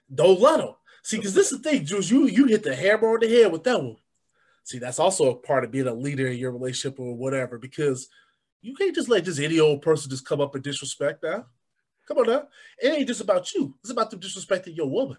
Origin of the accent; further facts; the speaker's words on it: Chicago, Illinois, United States; I grew up on the South Side